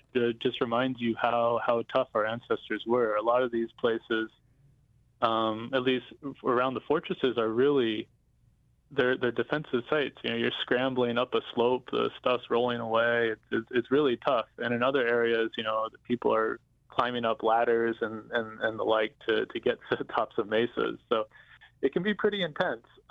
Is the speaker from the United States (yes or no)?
yes; Navajo Nation, United States; growing up on the Navajo Nation